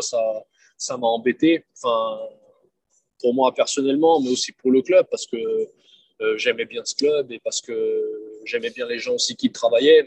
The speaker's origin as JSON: {"language": "French", "region": "Bern", "country": "Switzerland", "tie": "born or raised there", "also_born_or_lived": "Lyon, France / Montpellier, France / Schaffhausen, Switzerland", "moved": "as an adult", "lives_now": "Chambéry, France", "said": "j'ai déménagé assez vite en Suisse, où j'ai grandi, où j'ai passé ben, toute mon enfance, toute mon adolescence"}